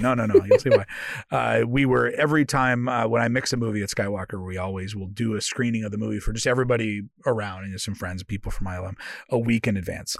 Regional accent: Oakland, California, United States; moved away as an adult; now in United Kingdom; I grew up in Oakland, California

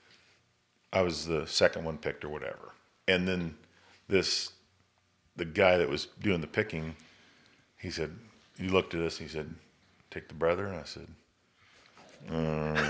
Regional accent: Carl Junction, Missouri, United States; where I grew up in Carl Junction

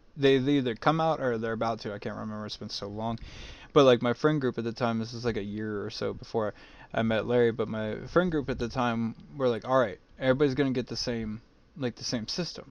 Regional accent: Mexico; growing up in Mexico

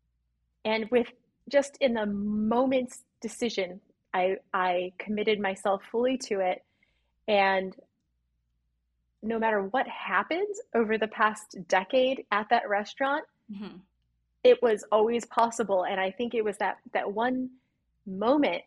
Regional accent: Illinois, United States; I was raised in the Midwest in Illinois

